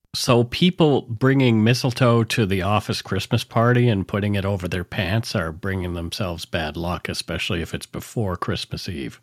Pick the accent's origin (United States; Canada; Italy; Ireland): Canada; Nova Scotia; now in Vancouver, Canada; I grew up in Nova Scotia